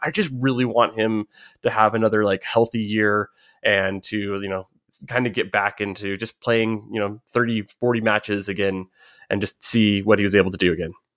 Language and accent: English; United States; growing up in America